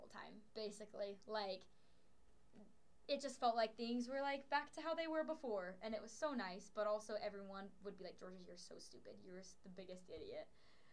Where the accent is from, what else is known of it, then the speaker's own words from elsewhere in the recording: Sandy, Utah, United States; I'm from Sandy